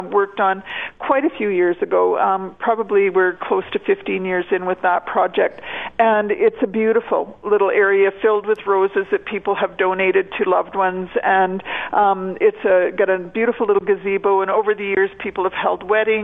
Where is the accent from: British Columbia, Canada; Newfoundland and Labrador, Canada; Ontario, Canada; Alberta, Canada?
Alberta, Canada; Fort Saskatchewan; also born or lived in Edmonton; now in Bon Accord, Canada; I grew up in Fort Saskatchewan